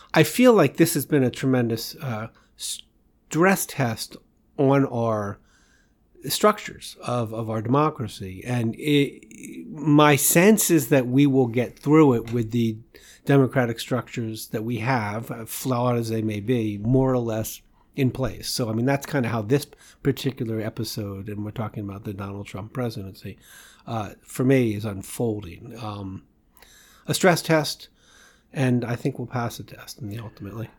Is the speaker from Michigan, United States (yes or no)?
no; Washington, District of Columbia, United States; moved away as an adult; also born or lived in Boston; I'm from Washington D.C. area